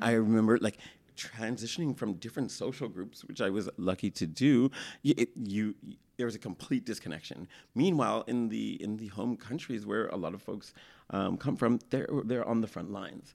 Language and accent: English; Toronto, Ontario, Canada; growing up in Toronto